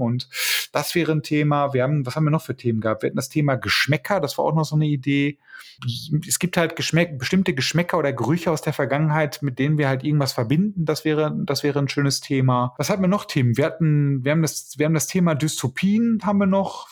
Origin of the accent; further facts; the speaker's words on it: Bochum, North Rhine-Westphalia, Germany; Ja, ich komme übrigens aus Bochum. Ich bin hier tatsächlich geboren